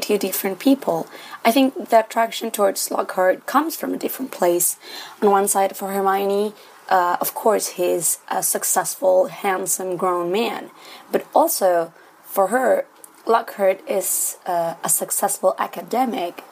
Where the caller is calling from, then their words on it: Santiago, Santiago Metropolitan Region, Chile; I'm calling from Santiago, Chile